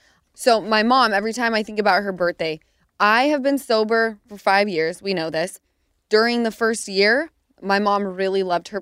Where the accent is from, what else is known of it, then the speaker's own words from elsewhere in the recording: Utah, United States; And my area that we grew up in Utah, for some reason, everyone's houses were 5 minutes away.